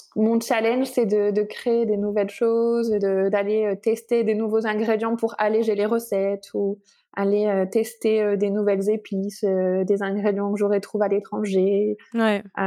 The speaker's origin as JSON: {"language": "French", "town": "Lille", "region": "Hauts-de-France", "country": "France", "also_born_or_lived": "Lyon, France", "moved": "as an adult", "lives_now": "Barcelona, Spain", "said": "je suis d'origine lilloise. J'ai été lyonnaise d'adoption"}